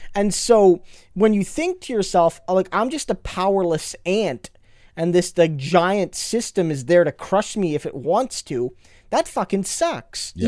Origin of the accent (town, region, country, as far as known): Canada